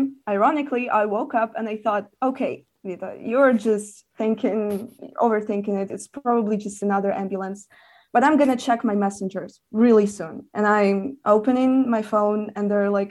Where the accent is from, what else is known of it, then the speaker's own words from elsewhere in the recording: Lviv, Lviv Oblast, Ukraine; also born or lived in Kyiv; I grew up in Lviv